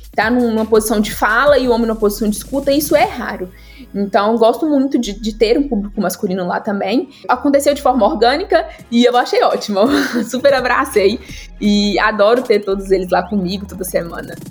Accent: Guanhães, Minas Gerais, Brazil; now in Belo Horizonte, Brazil; eu sou do interior de Minas

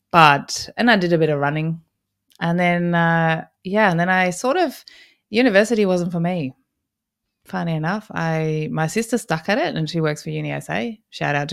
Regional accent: Berlin, Germany; moved away as an adult; now in Australia; I grew up in Berlin, Germany, and I didn't want to go to university there.

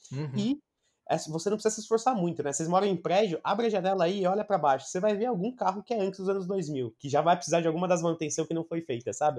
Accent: Brazil; quando eu era moleque, aqui no Brasil

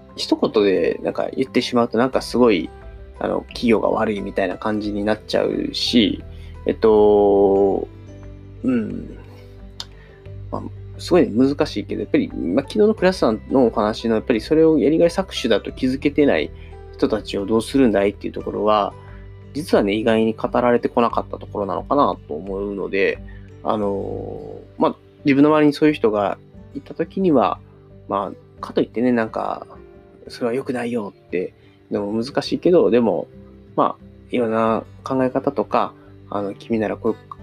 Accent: near Osaka University of Arts, Japan; 僕の地元の、まあ、大阪芸大が、あ僕、大阪芸大のすぐそばに住んでたんですけど

